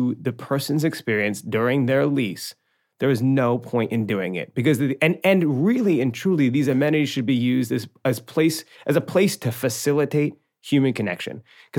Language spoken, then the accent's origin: English; Ireland; Look, I'm an Irish boy. I tell a lot of stories, and I never stop talking.